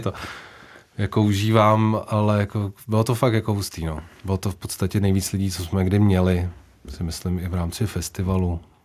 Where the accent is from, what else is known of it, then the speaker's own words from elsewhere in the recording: Úvaly, Central Bohemian Region, Czechia; u nás v Uvalech